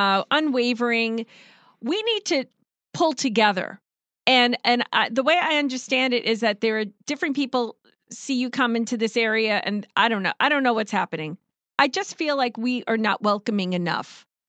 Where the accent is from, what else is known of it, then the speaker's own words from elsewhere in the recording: New York, United States; I'm from New York